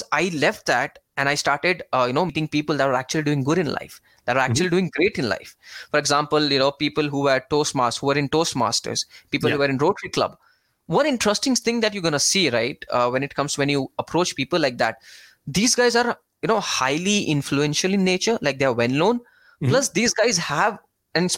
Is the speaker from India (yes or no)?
yes; India; I'm from India. I stay in India.